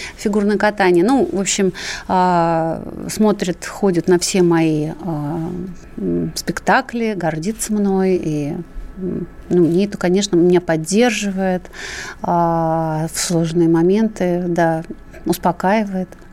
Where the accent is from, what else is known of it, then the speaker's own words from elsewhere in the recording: Ukraine; now in Russia; я Э, естественно, родилась на Украине